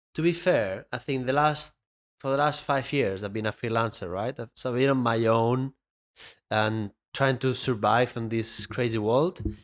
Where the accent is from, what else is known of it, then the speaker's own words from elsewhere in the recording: Benicàssim, Valencian Community, Spain; moved away; my hometown in Spain